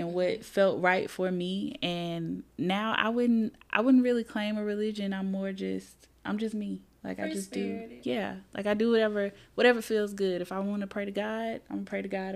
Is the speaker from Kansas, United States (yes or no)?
no; Birmingham, Alabama, United States; moved away as an adult; also born or lived in Selma, Alabama; now in Huntsville, United States; I'm from Birmingham, went to Huffman High School. I'm just a regular girl from the East Side. I grew up here mostly